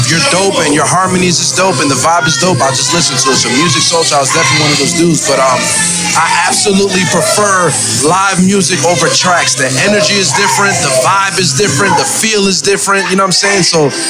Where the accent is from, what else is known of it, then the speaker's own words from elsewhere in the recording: New Jersey, United States; also born or lived in Louisiana; I was born in Louisiana, but raised in Jersey, man.